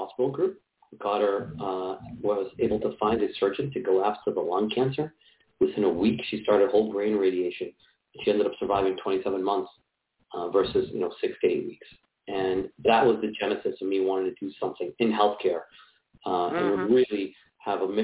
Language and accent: English; Boston, Massachusetts, United States; So I'm from Boston, Massachusetts. Grew up here. I've been trying to hide my accent most of my life